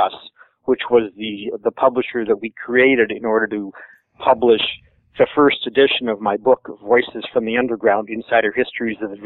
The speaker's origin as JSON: {"language": "English", "region": "Michigan", "country": "United States", "said": "I'm from Michigan"}